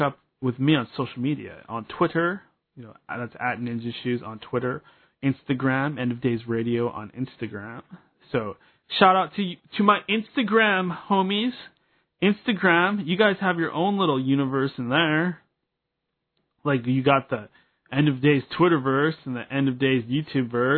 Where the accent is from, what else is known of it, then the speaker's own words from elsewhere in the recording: Seattle, Washington, United States; a local boy. I always talk about, hey, I'm from the Pacific Northwest. I'm from the Puget Sound. I'm from Seattle